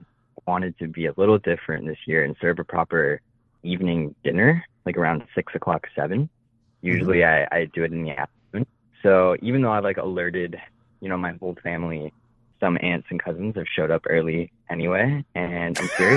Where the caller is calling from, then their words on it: New York, United States; I'm calling from New York.